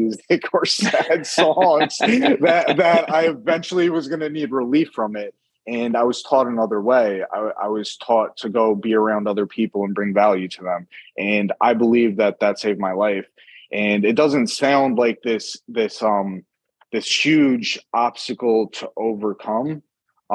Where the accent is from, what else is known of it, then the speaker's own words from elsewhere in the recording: New York City, New York, United States; moved away; also born or lived in Florida; I'm originally from New York City.